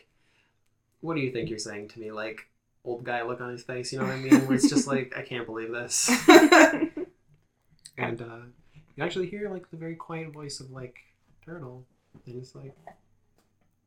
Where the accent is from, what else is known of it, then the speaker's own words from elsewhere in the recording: Georgia, United States; I'm from Georgia